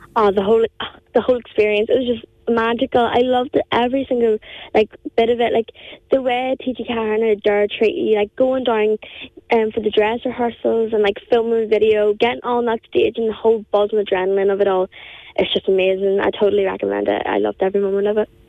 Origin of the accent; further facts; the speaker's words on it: County Down, Northern Ireland, United Kingdom; accent: County Down; I'm from uh, Bridge in County Down, so I am